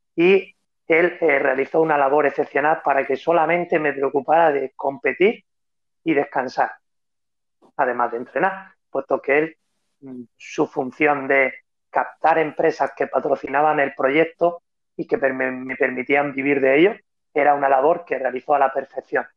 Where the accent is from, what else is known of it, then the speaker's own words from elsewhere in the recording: Spain; soy el único atleta español que ha vencido en Boston